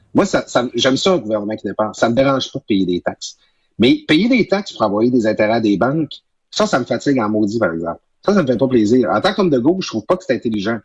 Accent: Quebec, Canada; moved away; ma région natale, du saguenay saint jean

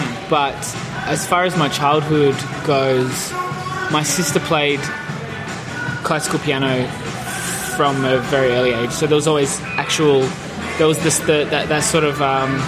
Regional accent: Perth, Western Australia, Australia; In Perth.

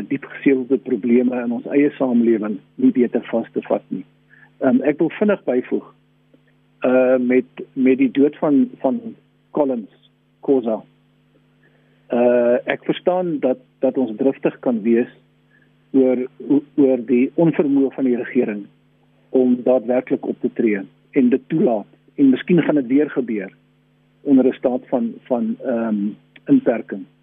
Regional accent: South Africa; Black Lives Matter is ook belangrik vir ons as Suid-Afrikaners. Ons ken ook 'n lang geskiedenis van eksploitasie, onderdrukking, rasisme ensovoorts.

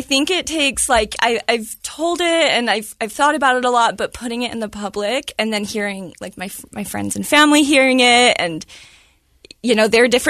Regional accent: Medford, Oregon, United States; Oregon. So Medford, Oregon, I was born in.

